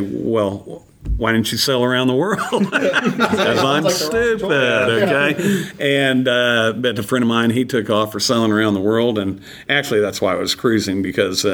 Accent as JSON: {"language": "English", "town": "Pawhuska", "region": "Oklahoma", "country": "United States", "tie": "born or raised there", "also_born_or_lived": "Norman, Oklahoma", "said": "I grew up at Pawhuska, Oklahoma"}